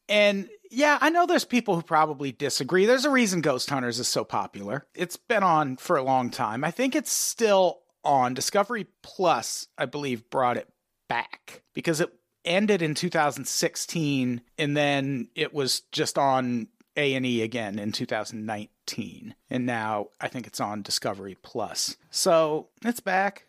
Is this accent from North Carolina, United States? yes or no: no; Peoria, Illinois, United States; growing up in Peoria